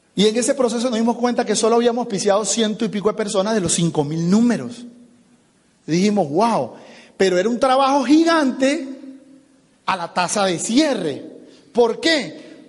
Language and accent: Spanish; Venezuela; now in United States; yo soy venezolano